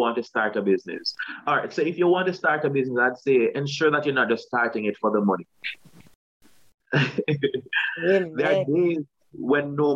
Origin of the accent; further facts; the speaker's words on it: Saint Thomas Parish, Jamaica; moved away; also born or lived in East Kingston, Jamaica; I'm from St. Thomas.